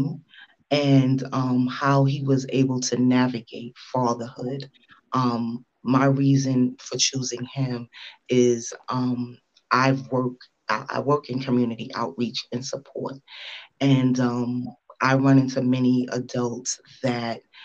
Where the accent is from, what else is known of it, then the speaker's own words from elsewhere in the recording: New York City, New York, United States; we grew up together in Brooklyn